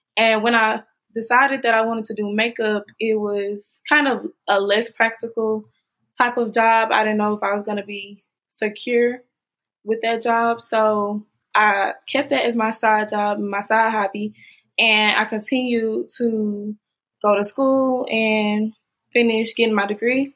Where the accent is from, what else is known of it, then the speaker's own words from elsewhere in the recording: Jackson, Mississippi, United States; I'm from Jackson, Mississippi.